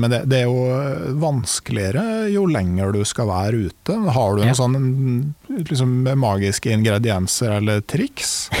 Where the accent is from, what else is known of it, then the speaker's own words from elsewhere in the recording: Gudbrandsdalen, Innlandet, Norway; jeg kommer jo fra Gudbrandsdalen